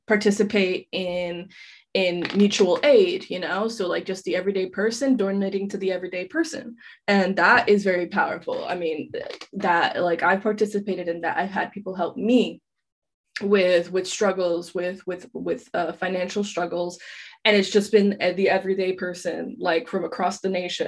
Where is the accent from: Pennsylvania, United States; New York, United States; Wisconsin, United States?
New York, United States; New York City; moved away as an adult; now in Paris, France; I'm originally from Queens, New York. So, you know, before college, I was just, you know, I went to high school and then I came back home